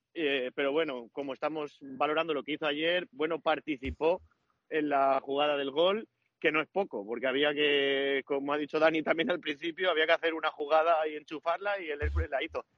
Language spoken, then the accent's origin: Spanish; Ibi, Valencian Community, Spain; exclusivas de mi pueblo. Que sepáis que son exclusivas de IBI